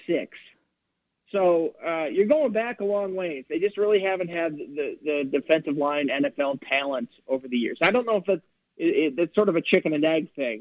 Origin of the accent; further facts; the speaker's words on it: Minnesota, United States; moved away; I'm from Minnesota, so I was there when he was coaching